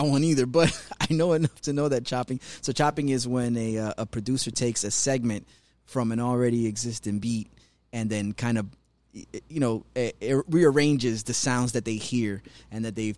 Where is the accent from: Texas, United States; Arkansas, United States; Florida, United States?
Florida, United States; North Miami Beach; I grew up in North Miami Beach myself